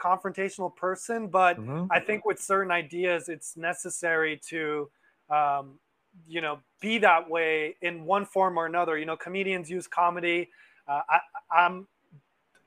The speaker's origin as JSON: {"language": "English", "town": "Los Angeles", "region": "California", "country": "United States", "tie": "born or raised there", "said": "I grew up in Los Angeles"}